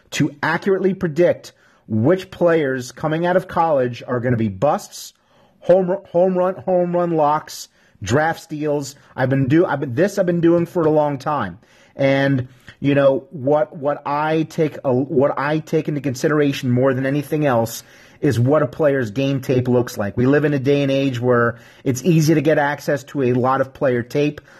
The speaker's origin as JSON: {"language": "English", "region": "New York", "country": "United States", "said": "I'm from New York."}